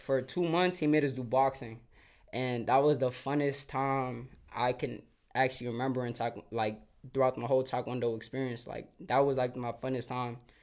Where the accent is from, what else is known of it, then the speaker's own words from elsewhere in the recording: Silver Spring, Maryland, United States; growing up in Silver Spring